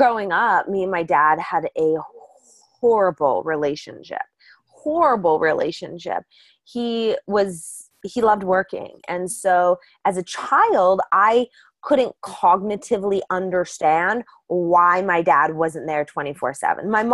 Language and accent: English; Calgary, Alberta, Canada; I grew up in Calgary, Alberta.